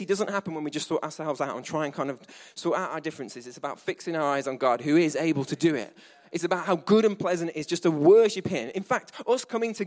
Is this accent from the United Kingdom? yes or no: yes; England, United Kingdom; we're English.